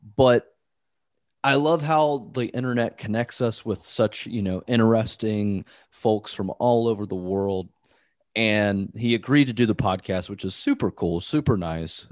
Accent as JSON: {"language": "English", "region": "Midwest", "country": "United States", "tie": "born or raised there", "said": "I grew up in the Midwest as well"}